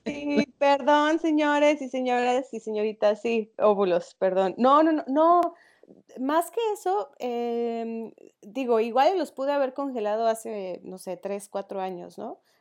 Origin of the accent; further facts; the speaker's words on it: León, Guanajuato, Mexico; yo crecí en León, en una zona eh, con, donde la educación era sobre todo católica